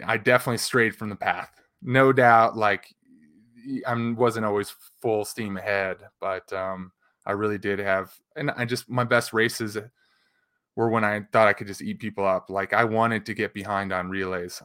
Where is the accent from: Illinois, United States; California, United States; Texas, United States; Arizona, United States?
Illinois, United States; Chicago; growing up in the Chicago area